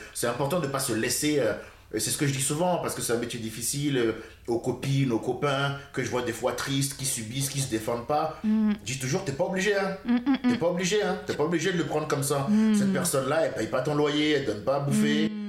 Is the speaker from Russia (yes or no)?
no; Cotonou, Littoral, Benin; moved away; also born or lived in France; Je suis né au Bénin. Et puis à 6 ans, mon père s'est séparé de ma mère. Il s'est remarié avec une Française blonde rochelaise pupeuse. Et euh, c'est elle qui m'a élevé